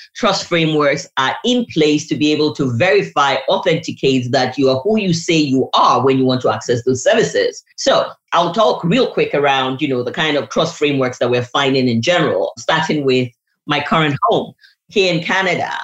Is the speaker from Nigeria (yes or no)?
yes; Nigeria; I'm a Nigerian by birth